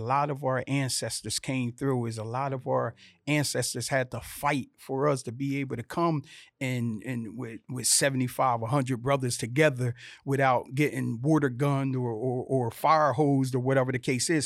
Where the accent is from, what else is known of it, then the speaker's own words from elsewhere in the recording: Vineland, New Jersey, United States; moved away; I'm from this little town called Vineland, New Jersey, sixty thousand population.